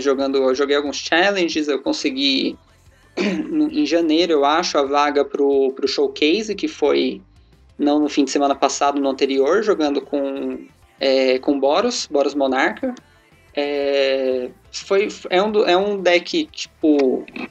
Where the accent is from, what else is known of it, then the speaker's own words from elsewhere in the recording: Mauá, São Paulo, Brazil; Sou de Mauá, é, aqui em São Paulo, eu tenho 23 anos